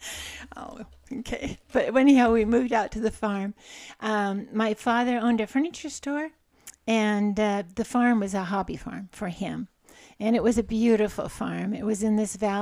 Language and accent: English; Goldendale, Washington, United States; also born or lived in Portland, Oregon; I was born in Portland, Oregon, and my parents moved to Goldendale, Washington, when I was just a toddler